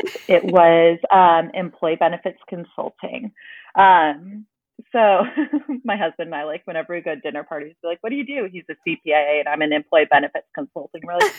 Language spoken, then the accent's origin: English; Dallas, Texas, United States; born there; also born or lived in Charleston; Just by chance, I was actually born in Dallas, but then we moved to Charleston for